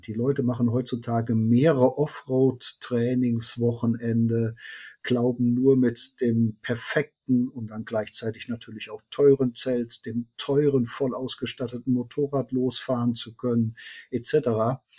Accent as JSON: {"language": "German", "town": "Cologne", "region": "North Rhine-Westphalia", "country": "Germany", "said": "wir kommen aus Köln"}